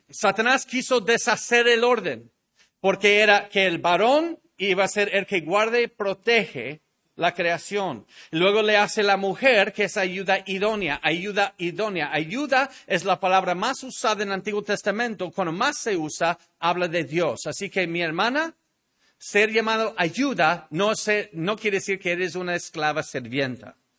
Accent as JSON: {"language": "Spanish", "country": "Mexico", "said": "nuestro país, México"}